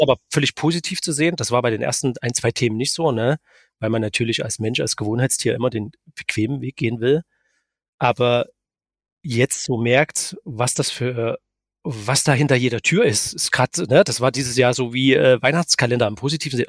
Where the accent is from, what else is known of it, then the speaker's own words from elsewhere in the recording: Dresden, Saxony, Germany; aber ich bin Dresdner